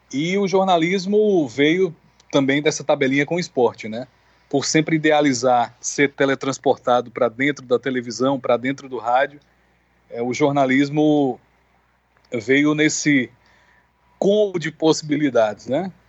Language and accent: Portuguese; Campina Grande, Paraíba, Brazil; also born or lived in Natal; eu que sou nasci em Natal, eu sou um potiguar de alma paraibana, porque passei a minha infância e adolescência em Campina Grande. Minhas raízes familiares são de Campina Grande